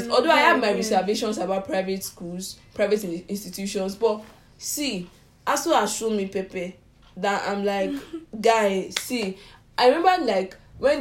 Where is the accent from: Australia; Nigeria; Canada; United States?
Nigeria; as a Nigerian student